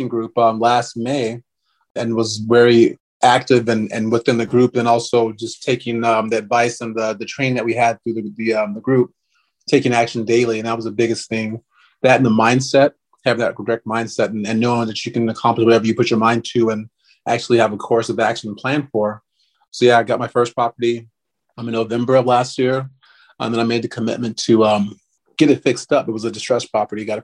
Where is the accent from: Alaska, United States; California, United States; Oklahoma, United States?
Alaska, United States; Anchorage; I grew up in Anchorage, Alaska with my family, and my mom and my dad.